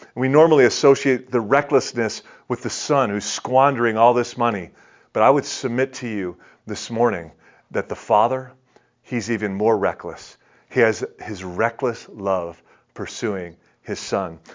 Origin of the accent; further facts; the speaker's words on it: Detroit, Michigan, United States; I'm from Detroit